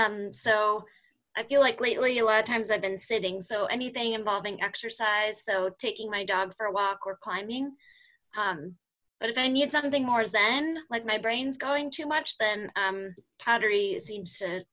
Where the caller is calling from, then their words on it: Fort Collins, Colorado, United States; From my messy office in Fort Collins, Colorado.